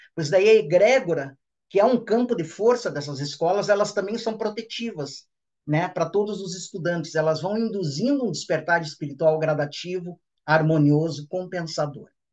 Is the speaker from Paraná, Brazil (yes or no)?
yes; Ponta Grossa, Paraná, Brazil; minha cidade natal de Ponta Grossa, no Paraná